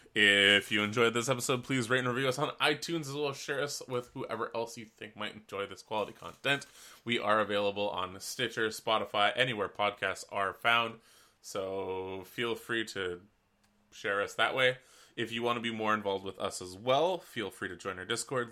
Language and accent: English; West Coast, British Columbia, Canada; being a Canadian, especially on the West Coast, the Wet Coast